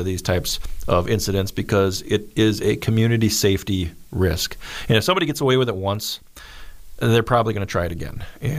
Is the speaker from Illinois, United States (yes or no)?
yes; Illinois, United States; I'm from Illinois, so I don't know how I can make you much better.